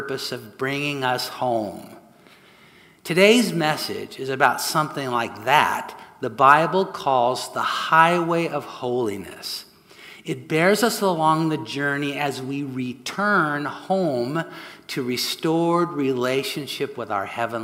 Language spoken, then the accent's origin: English; Southern California, United States; moved away as an adult; also born or lived in San Francisco Bay Area; My wife, Sue, and I grew up here in Southern California, but spent the last 40 years up north pastoring in the San Francisco Bay Area